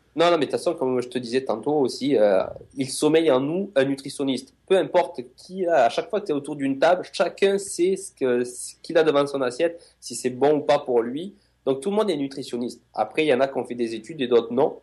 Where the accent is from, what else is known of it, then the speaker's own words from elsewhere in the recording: France; now in Montreal, Canada; je suis français